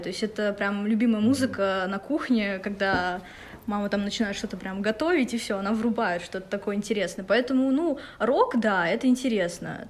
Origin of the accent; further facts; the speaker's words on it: Ufa, Bashkortostan, Russia; moved away as an adult; now in Moscow, Russia; я из Уфы. А, для меня этот город очень значим. Я родилась в этом городе